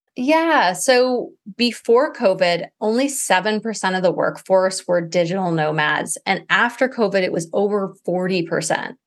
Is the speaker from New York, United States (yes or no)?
no; Maui, Hawaii, United States; I grew up in Maui